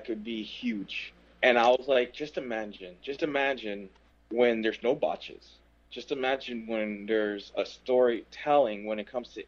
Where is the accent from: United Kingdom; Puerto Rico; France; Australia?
Puerto Rico; I'm Puerto Rican.